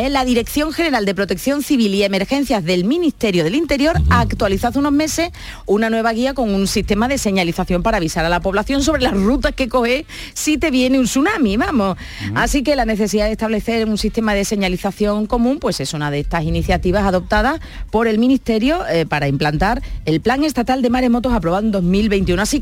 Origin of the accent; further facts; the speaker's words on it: Cádiz, Andalusia, Spain; Que somos uh, gaditanos